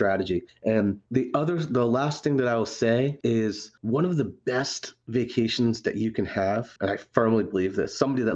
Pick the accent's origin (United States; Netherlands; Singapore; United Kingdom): United States; Haddam, Connecticut; also born or lived in Providence, Rhode Island; I grew up in Higginham, Connecticut, Haddam